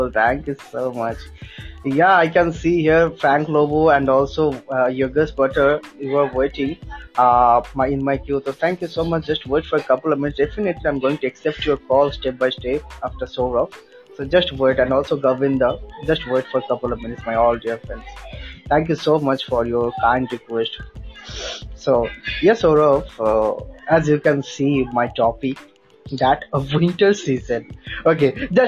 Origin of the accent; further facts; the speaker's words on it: West Bengal, India; uh, i'm from west bengal and uh, yeah i'm a still student